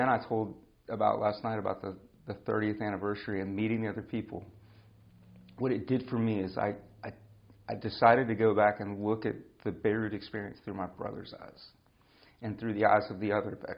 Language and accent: English; United States; we grew up in America